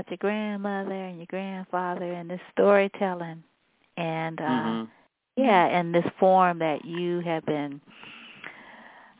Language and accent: English; San Francisco, California, United States; also born or lived in New Orleans; I grew up in San Francisco.